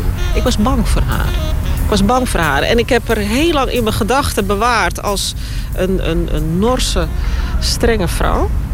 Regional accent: Netherlands; moved away as an adult; now in Suriname; Ik ben in Nederland opgegroeid.

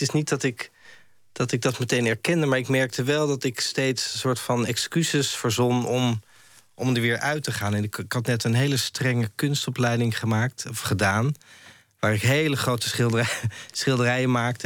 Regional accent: Amsterdam, North Holland, Netherlands; ik kom uit Amsterdam, ik ben daar geboren en ik heb er ja, veel gewoond.

